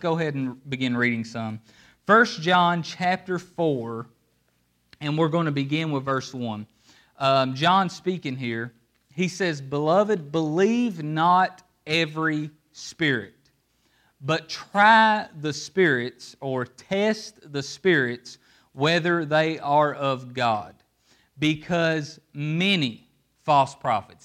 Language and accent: English; Appalachia, United States; I'm from Appalachia, and in Appalachia, we don't live on streets, we live in hollers.